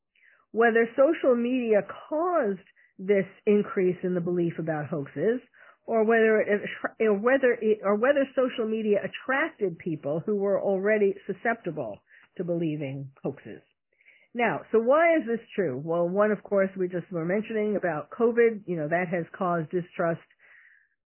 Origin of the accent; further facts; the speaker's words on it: New York City, New York, United States; I was born and bred in New York City